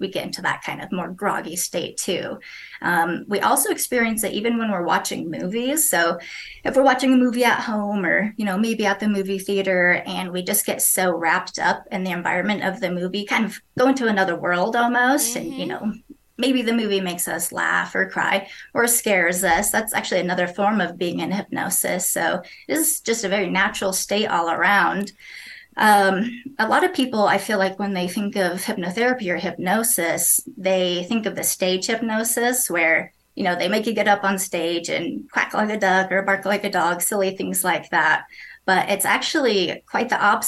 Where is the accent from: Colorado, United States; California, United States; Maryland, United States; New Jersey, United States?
Colorado, United States; Fort Collins; now in Windsor, United States; I grew up in Fort Collins, Colorado